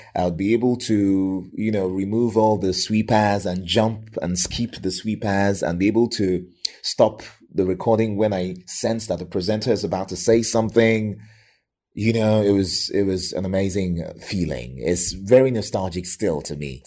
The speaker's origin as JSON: {"language": "English", "region": "Lagos", "country": "Nigeria", "tie": "born or raised there", "moved": "yes", "lives_now": "Ibadan, Nigeria", "said": "I was born and raised in Lagos."}